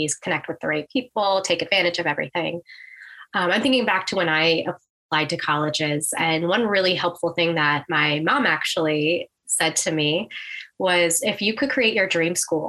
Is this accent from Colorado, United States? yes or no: no; Baltimore, Maryland, United States; I'm from the Baltimore area, and I grew up saying, I'm never going to go to school that close to home